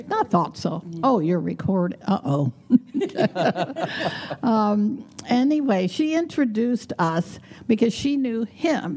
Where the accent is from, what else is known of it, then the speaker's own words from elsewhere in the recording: Wilmore, Kentucky, United States; also born or lived in Louisville, Kentucky; I grew up in Kentucky, actually a very small town. I'm born in Louisville, grew up near Lexington.